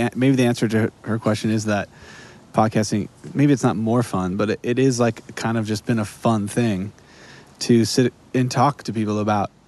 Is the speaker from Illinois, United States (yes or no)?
no; Wisconsin, United States; my home state.